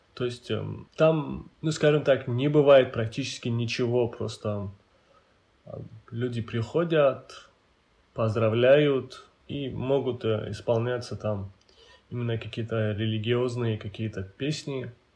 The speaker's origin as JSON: {"language": "Russian", "area": "Avar", "region": "Dagestan", "country": "Russia", "said": "Я по национальности аварец. А аварцы – это самый многочисленный народ в Дагестане"}